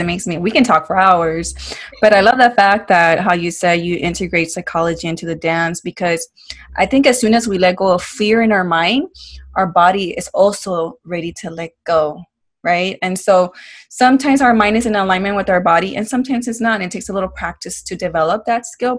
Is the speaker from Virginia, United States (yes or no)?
no; OC, California, United States; moved away; up in OC, back in my hometown.